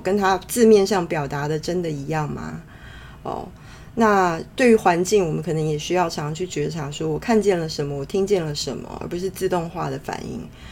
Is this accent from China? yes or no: no; Taiwan; moved away as an adult; also born or lived in London, United Kingdom; 在台湾土生土长 呃，到成年工作才去到那边的人